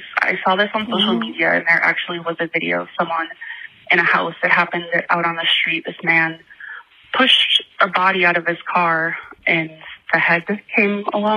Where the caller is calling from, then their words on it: Minneapolis, Minnesota, United States; I'm calling from Minneapolis.